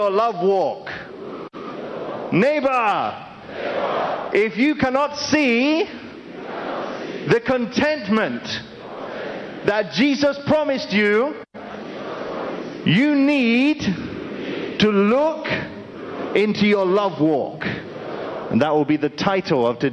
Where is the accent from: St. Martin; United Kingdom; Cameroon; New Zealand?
United Kingdom; moved away; I'm originally from the United Kingdom